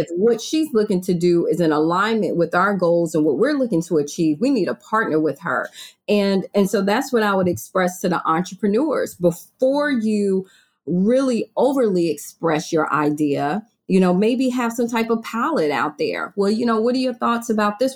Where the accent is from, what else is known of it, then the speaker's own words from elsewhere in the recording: Virginia, United States; also born or lived in Maryland; now in Florida, United States; I moved to Florida from Maryland, I'm from Virginia